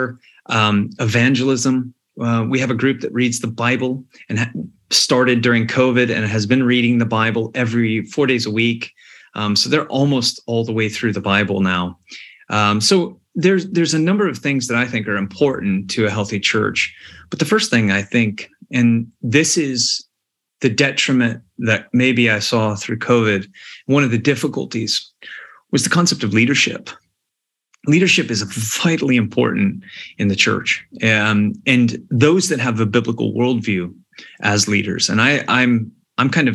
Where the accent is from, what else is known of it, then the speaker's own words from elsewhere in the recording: United States; moved away as an adult; also born or lived in Malta; now in Scotland, United Kingdom; when you're coming to Scotland as an American